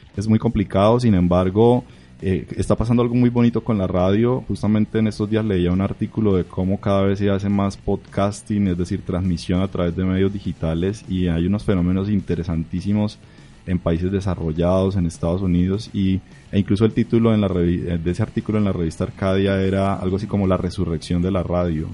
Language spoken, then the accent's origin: Spanish; Barrancabermeja, Santander, Colombia; moved away as an adult; now in Bucaramanga, Colombia; yo vengo de Barranca Bermeja